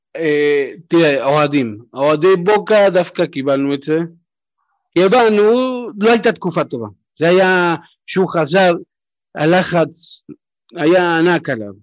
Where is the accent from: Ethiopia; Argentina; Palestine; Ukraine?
Argentina; Buenos Aires; now in Israel; אני נולדתי ב-79, תחשוב, גדלתי בבונוס איירס